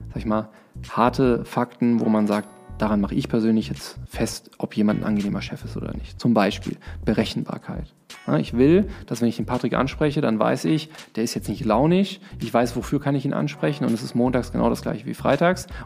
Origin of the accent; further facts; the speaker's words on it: Trier, Rhineland-Palatinate, Germany; also born or lived in Dortmund; Also, geboren bin ich in Dortmund, ähm, zur Schule gegangen in Trier, studiert in Lörrach, ähm, danach gearbeitet im Ruhrgebiet.